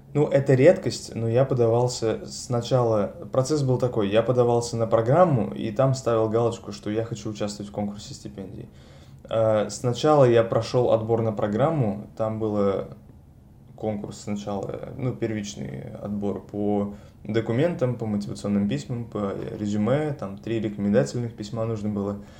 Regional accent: Saint Petersburg, Russia; moved away as an adult; now in Paris, France; я из Петербурга, родился и вырос в этом городе

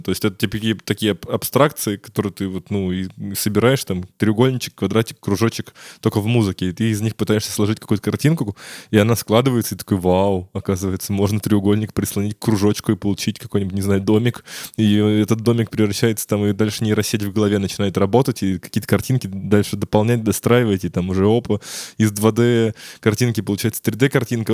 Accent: Ryazan, Ryazan Oblast, Russia; у нас в Рязани, откуда я родом

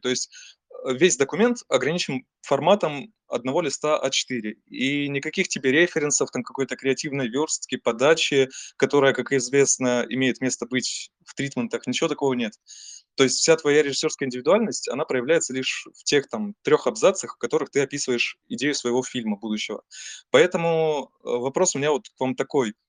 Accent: Taganrog, Rostov Oblast, Russia; я сам из Таганрога, это Ростовская область

